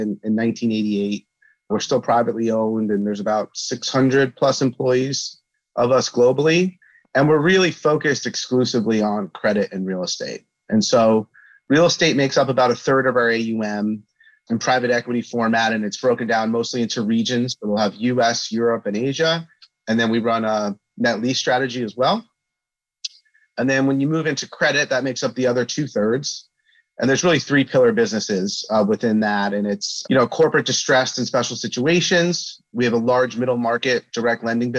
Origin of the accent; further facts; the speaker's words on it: Flanders, New Jersey, United States; also born or lived in Brooklyn, New York; So I was born in Brooklyn, New York, but moved quickly thereafter to a small town in New Jersey called Flanders.